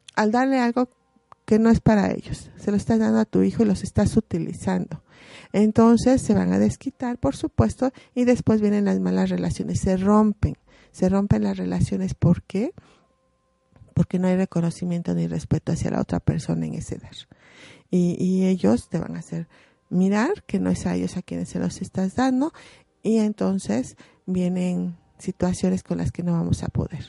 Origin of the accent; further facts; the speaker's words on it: Puebla, Mexico; como poblanos nosotros eh, también eh, enriquecemos esas costumbres